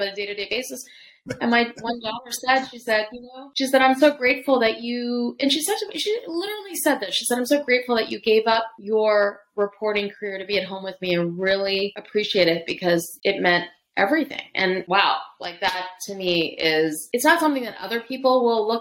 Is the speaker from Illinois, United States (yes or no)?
no; Pennsylvania, United States; I was a typical latchkey kid in the 80s growing up in Pennsylvania